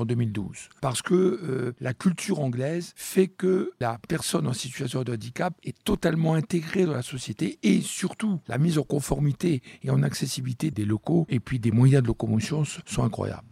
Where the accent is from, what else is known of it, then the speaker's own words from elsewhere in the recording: France; chez nous en France